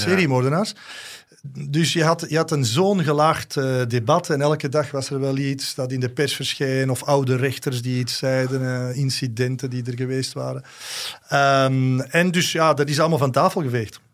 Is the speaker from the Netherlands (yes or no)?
no; Antwerp, Flanders, Belgium; ik voelde mij ook als Antwerpenaar aangesproken